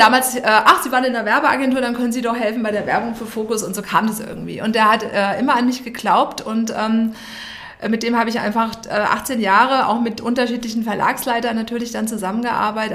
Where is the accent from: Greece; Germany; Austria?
Germany; Darmstadt, Hesse; moved away as an adult; now in Munich, Germany; wir kommen beide aus Darmstadt